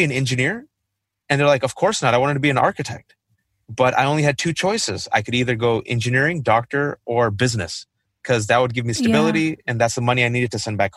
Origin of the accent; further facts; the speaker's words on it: Fremont, California, United States; I grew up in the Bay Area, California, mostly Fremont